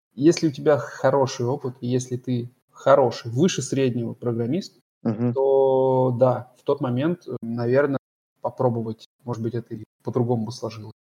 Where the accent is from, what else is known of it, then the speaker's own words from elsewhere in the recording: Voronezh, Voronezh Oblast, Russia; accent: okanye; moved away as an adult; now in Germany; в Воронеже в своём родном городе.